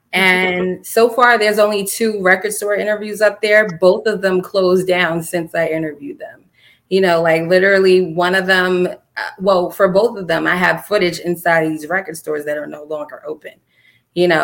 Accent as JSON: {"language": "English", "town": "Mount Vernon", "region": "New York", "country": "United States", "tie": "born or raised there", "said": "I love Mount Vernon. That's my hometown. I was born and raised there."}